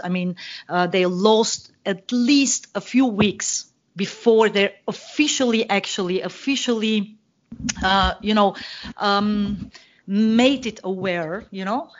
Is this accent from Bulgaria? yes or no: yes; Bulgaria; also born or lived in Germany; now in Vienna, Austria; I live in uh, Vienna, Austria, but I'm originally from Bulgaria.